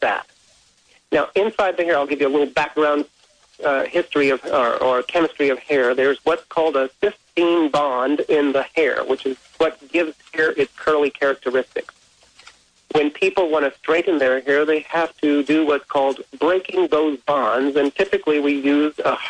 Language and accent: English; South Texas, United States; I grew up in South Texas, and in fact, right now I'm here in Houston, Texas